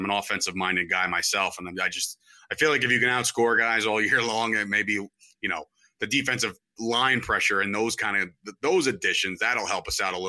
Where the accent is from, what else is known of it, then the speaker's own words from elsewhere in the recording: New Jersey, United States; three guys growing up in New Jersey.